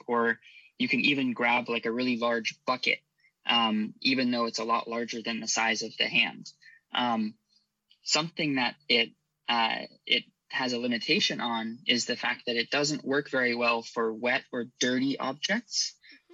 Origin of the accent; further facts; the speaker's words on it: Irvine, California, United States; also born or lived in Santa Barbara, California / Stanford, California; I was raised in Irvine, California